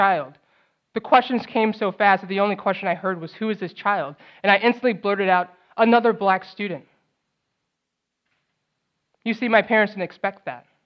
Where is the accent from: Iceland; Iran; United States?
United States; St. Louis, Missouri; also born or lived in New Orleans, Louisiana / Los Angeles, California; I was born in New Orleans. I moved to LA at 2, then moved to St. Louis at 8.